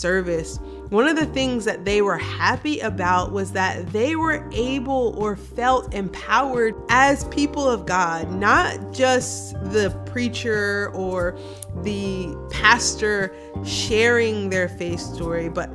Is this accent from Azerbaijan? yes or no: no; Wilmington, Delaware, United States; moved away; also born or lived in Washington, D.C.; I grew up in Wilmington, Delaware, and now I serve as a pastor